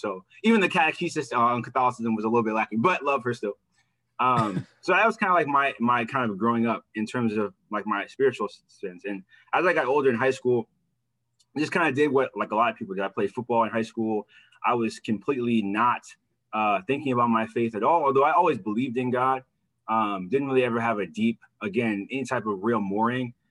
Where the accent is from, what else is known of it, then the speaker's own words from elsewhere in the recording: Midwest, United States; also born or lived in Manhattan, New York City; I was born in Manhattan. My mom moved from New York City and I grew up in the Midwest